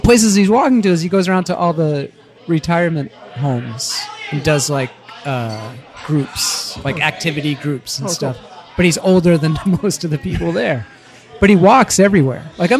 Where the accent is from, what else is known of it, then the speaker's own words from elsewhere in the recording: Dorchester, high school in Danvers, Massachusetts kid, United States; I was born in Dorchester. The infamous Dorchester.